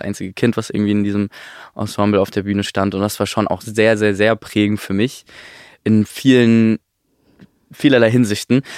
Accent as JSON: {"language": "German", "area": "near Stuttgart", "region": "Baden-Württemberg", "country": "Germany", "tie": "born or raised there", "said": "ich bin bei Stuttgart aufgewachsen"}